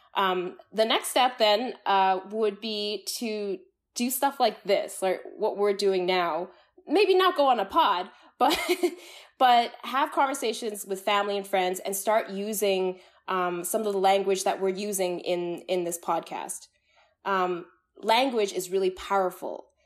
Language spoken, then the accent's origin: English; Canada; I grew up in the Canadian context